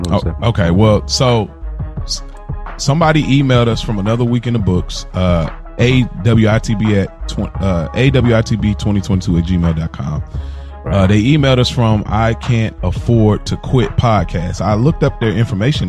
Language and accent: English; Midwest, United States